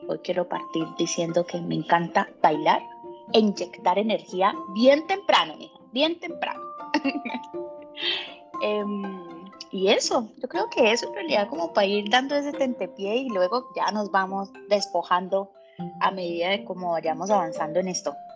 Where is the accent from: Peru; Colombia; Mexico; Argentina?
Colombia; moved away as an adult; now in Chile; colombiana, con bastante swing en la piel, eh, pero resido en Chile hace 10 años